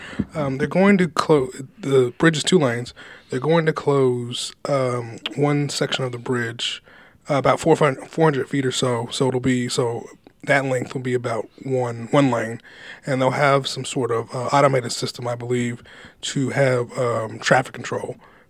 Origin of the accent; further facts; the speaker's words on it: Lexington, Kentucky, United States; moved away as an adult; also born or lived in Bowling Green, Kentucky / Bardstown, Kentucky / Elizabethtown, Kentucky; now in Owensboro, United States; Herald Leader in Lexington, my hometown.